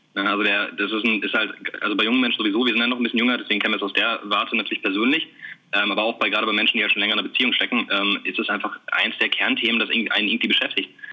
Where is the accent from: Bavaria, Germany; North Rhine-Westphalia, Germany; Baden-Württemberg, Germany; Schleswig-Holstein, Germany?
North Rhine-Westphalia, Germany; Bielefeld; also wir kommen beide aus Bielefeld oder zumindest aus der Gegend ähm, sind hier aufgewachsen. Ja, wohnen auch immer noch in Bielefeld